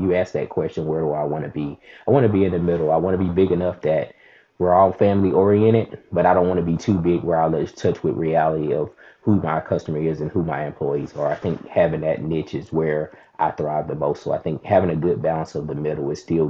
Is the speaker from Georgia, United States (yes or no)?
no; Mississippi, United States; now in Huntsville, United States; Yeah, so I'm in Alabama. I'm in Huntsville, Alabama.